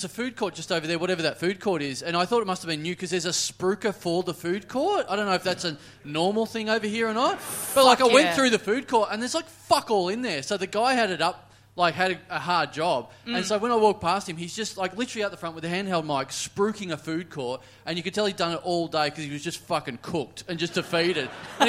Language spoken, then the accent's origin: English; Melbourne, Victoria, Australia; I'm from Melbourne.